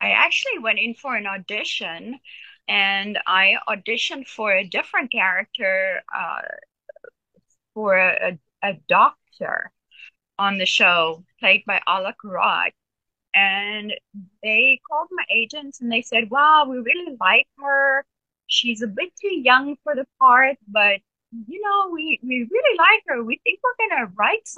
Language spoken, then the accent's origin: English; South Africa; moved away; I grew up half of my life, part of my life on a farm